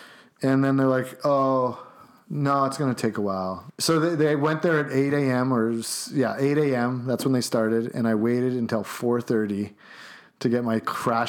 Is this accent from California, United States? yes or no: no; Chicago, Illinois, United States; Like I'm like just from Chicago.